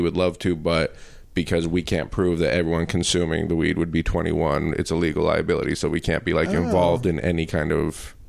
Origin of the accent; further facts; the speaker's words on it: Denver, Colorado, United States; I grew up in Denver